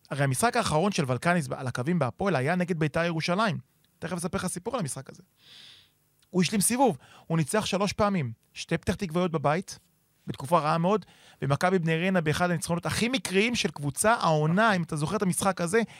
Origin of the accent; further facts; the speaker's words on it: Givatayim, Tel Aviv District, Israel; אני גדלתי בגבעתיים